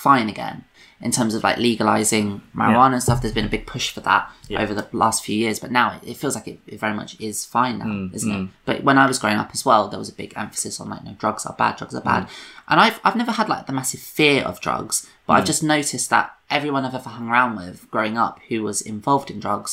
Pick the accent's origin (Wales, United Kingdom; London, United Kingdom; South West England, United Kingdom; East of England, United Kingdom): London, United Kingdom; moved away as an adult; also born or lived in Brighton; I grew up in London. That's where I'm from.